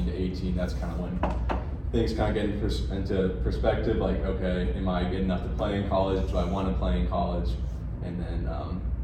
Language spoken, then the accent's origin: English; Colorado, United States; I'm from Colorado